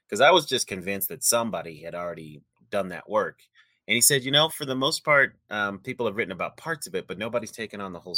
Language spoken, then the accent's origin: English; Denver, Colorado, United States; moved away as an adult; I was trying to get back to my home state and town of Denver, Colorado